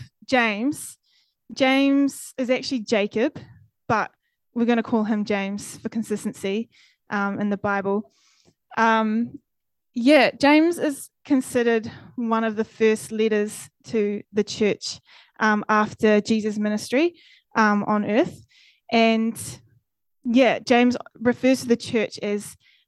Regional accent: Fairlie, Canterbury, New Zealand; moved away as an adult; also born or lived in Dunedin; I grew up in Fairlie in the South Island

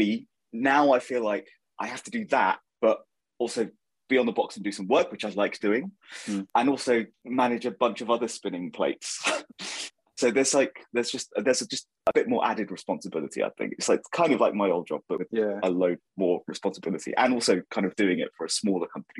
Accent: Milton Keynes, South East England, United Kingdom; also born or lived in Northampton; So I was born in Northampton and grew up in Milton Keynes

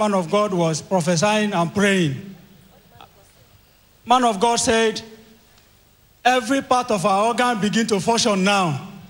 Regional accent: Kogi, Nigeria; Praise the Lord. … from Kogi State.

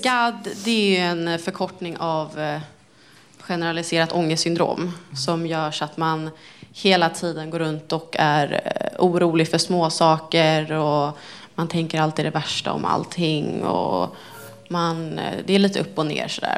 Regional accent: Stockholm, Stockholm County, Sweden; född och uppväxt här i Stockholm. Också från Älta

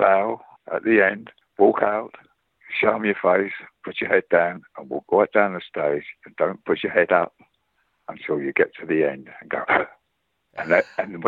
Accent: London, United Kingdom; accent: East End; I've got an East End face, working class face

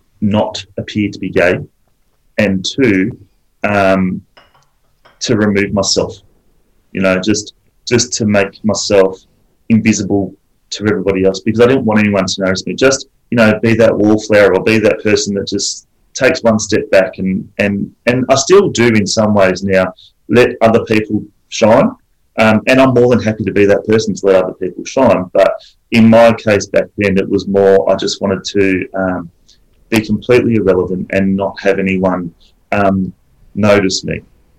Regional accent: Adelaide, South Australia, Australia; accent: Adelaide; to be fair, I am actually South Australian, so I have lost my Adelaide accent now, but I am actually South Australian, proud South, by the way.

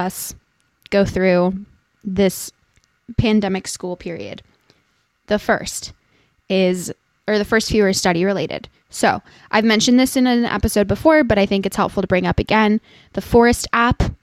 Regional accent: Santa Monica, California, United States; moved away; I was born in Santa Monica, so I'm originally a California girl

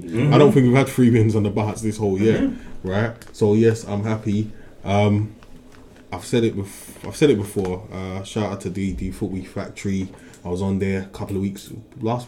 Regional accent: London, United Kingdom; I'm from South. We've got Morley's

